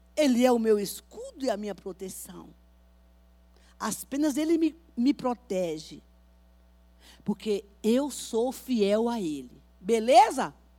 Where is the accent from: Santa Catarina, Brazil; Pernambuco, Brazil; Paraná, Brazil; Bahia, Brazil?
Bahia, Brazil; now in São Paulo, Brazil